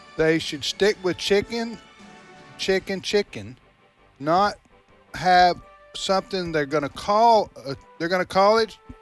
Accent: United States; as an American

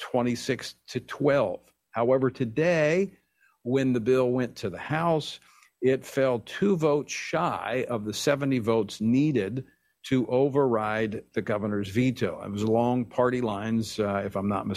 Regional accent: Louisiana, United States; my home state of Louisiana, where I served in the legislature a number of years ago

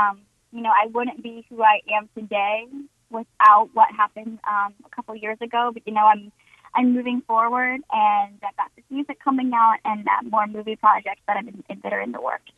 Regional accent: North Carolina, United States; now in Nashville, United States; just being what I was raised on here in North Carolina. Like you said, it is very conservative.

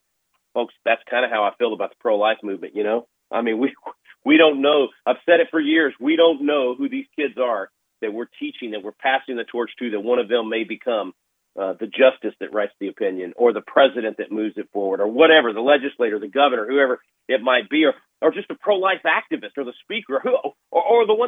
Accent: Texas, United States; also born or lived in Little Rock, Arkansas; my home state of Texas

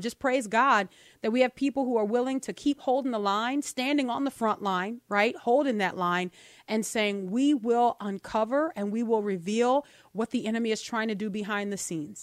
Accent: New Orleans, Louisiana, United States; also born or lived in Mississippi; now in Tupelo, United States; we're in Mississippi. This is our headquarters. We're originally from New Orleans. Sometimes you hear that come out

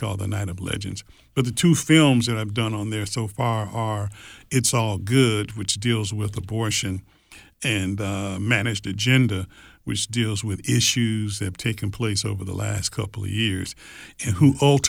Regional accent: Detroit, Michigan, United States; I grew up in Detroit. Yeah, Detroit, Michigan. In Detroit, Michigan, correct. Mm-hmm. And so we've only been in the South for 20-some years now.

